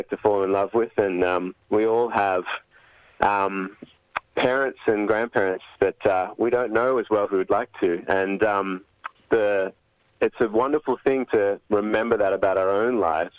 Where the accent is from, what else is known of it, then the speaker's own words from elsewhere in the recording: Australia; I'm Sri Lankan heritage, obviously, but I grew up in Australia